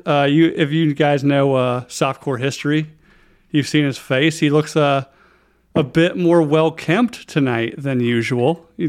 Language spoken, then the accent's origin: English; Asheville, North Carolina, United States; I grew up kind of in the Asheville, North Carolina area.